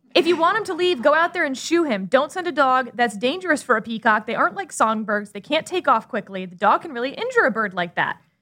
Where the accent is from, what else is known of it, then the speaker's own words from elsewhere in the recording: Texas, United States; I'm a Texan